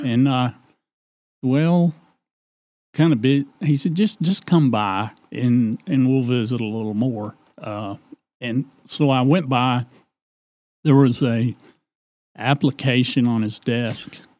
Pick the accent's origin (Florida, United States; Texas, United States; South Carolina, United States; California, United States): Texas, United States; Decatur; I was born in the Decatur Community Hospital